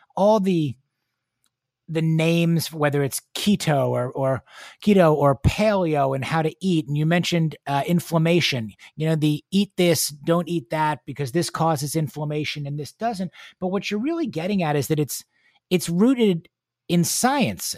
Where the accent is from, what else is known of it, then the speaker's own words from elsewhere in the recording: New York City, New York, United States; moved away as an adult; now in Houston, United States; I'm a native New Yorker